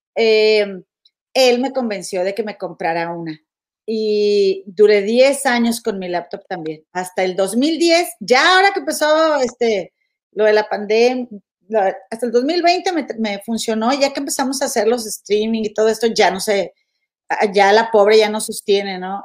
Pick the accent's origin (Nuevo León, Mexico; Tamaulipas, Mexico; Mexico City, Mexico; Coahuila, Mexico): Nuevo León, Mexico; Monterrey; moved away; soy bien de Monterrey